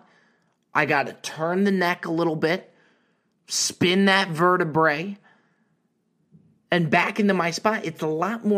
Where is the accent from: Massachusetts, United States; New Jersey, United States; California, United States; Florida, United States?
New Jersey, United States; Me growing up in Jersey, he played for the Nets.